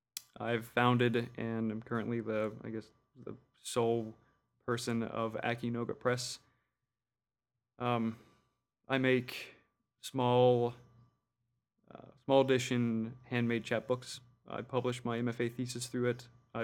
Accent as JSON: {"language": "English", "town": "New Orleans", "region": "Louisiana", "country": "United States", "tie": "born or raised there", "said": "I was born in New Orleans. Somehow lived there for 20-ish years and never picked up the accent."}